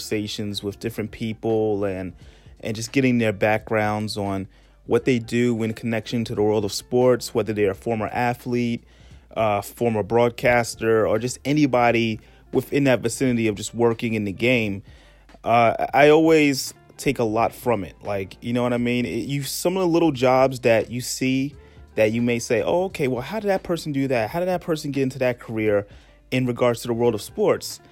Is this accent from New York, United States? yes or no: yes; New York City, New York, United States; I'm from East New York